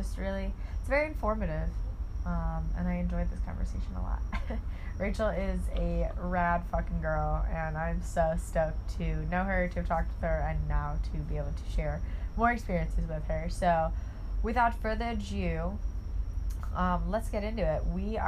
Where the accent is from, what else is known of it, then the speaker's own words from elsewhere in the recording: Auburn, Ohio, United States; I'm from Auburn, Ohio